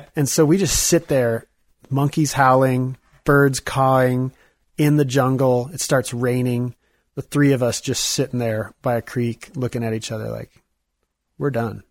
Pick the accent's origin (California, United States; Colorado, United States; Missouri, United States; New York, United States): Missouri, United States; I'm from Missouri